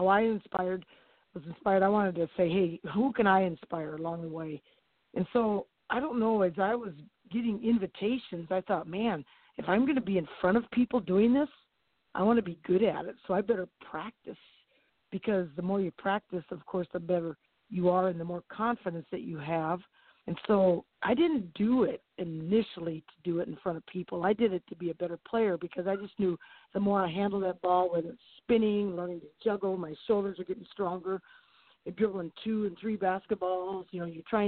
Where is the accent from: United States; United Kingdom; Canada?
United States; Jefferson, South Dakota; now in Elkton, United States; I grew up in Jefferson, South Dakota, down by Sioux City, Iowa. But now I live in Elkton